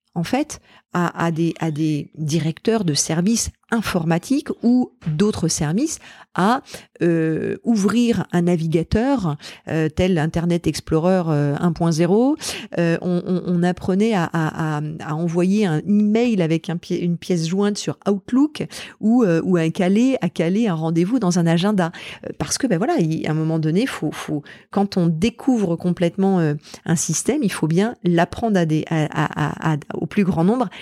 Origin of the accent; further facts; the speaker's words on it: Normandy, France; j'ai vécu toute mon enfance en Normandie